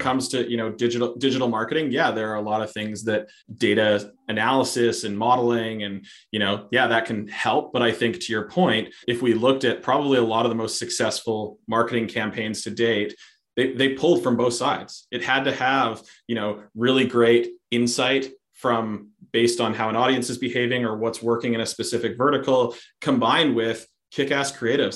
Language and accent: English; Canada; we are very polite.